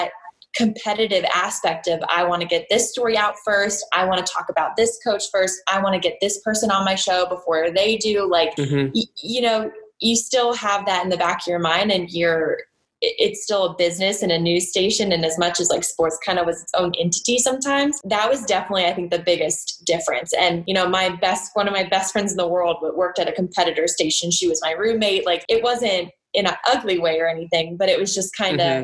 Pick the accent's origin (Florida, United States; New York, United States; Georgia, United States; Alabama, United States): Georgia, United States; Atlanta; moved away as an adult; also born or lived in Jackson, Mississippi; now in Charlotte, United States; it was back in Atlanta, my hometown